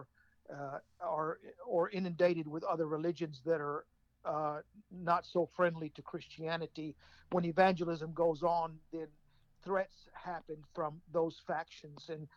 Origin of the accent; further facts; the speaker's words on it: United States; I'm American born, of course. So I'm an American, but my parents are from Jerusalem